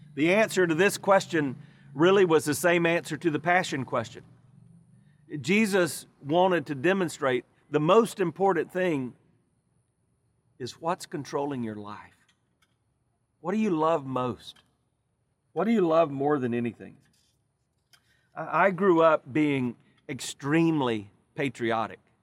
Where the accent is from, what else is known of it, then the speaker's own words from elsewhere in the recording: United States; our nation